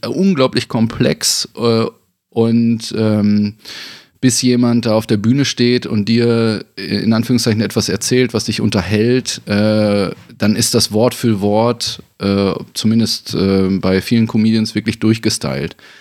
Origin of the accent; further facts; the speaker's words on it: Bünde, North Rhine-Westphalia, Germany; moved away; war ich dann natürlich auch wieder ganz fest in Bünde zurück, ohne dass ich es irgendwie so geplant hatte oder dass es äh, klar für mich war, sondern hier war irgendwie das Projekt in meiner Heimatstadt